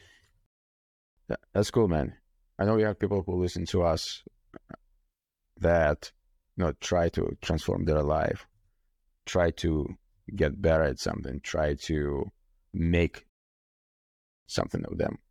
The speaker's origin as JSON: {"language": "English", "country": "Ukraine", "tie": "born or raised there", "moved": "yes", "lives_now": "United States", "said": "I was born in Ukraine"}